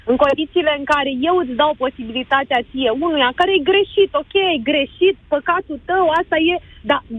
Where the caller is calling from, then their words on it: Iași, Iași County, Romania; Din Iași.